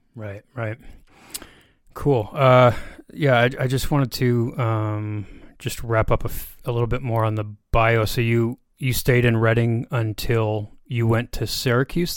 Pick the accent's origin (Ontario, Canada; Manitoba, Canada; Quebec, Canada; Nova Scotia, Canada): Ontario, Canada; Brockville; also born or lived in near Toronto; I grew up like in Brockville, Ontario. I, like I say, I live near Toronto now